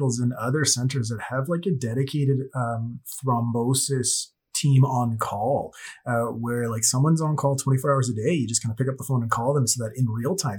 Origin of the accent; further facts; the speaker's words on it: Toronto, Ontario, Canada; You and I are born and raised in Scarborough, Ontario